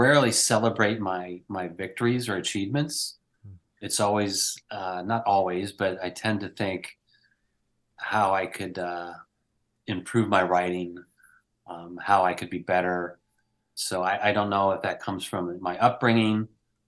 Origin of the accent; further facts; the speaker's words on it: Northeastern Pennsylvania, United States; now in Pacific Northwest, United States; I grew up in Northeastern Pennsylvania, and now I live on an island in the Pacific Northwest